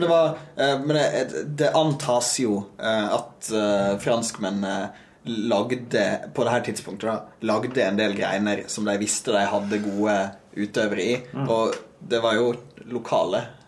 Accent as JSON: {"language": "Norwegian", "town": "Lærdal", "region": "Vestland", "country": "Norway", "tie": "born or raised there", "also_born_or_lived": "Bergen", "moved": "yes", "said": "Jeg er født i Bergen, ja. men vokste opp i Sogn"}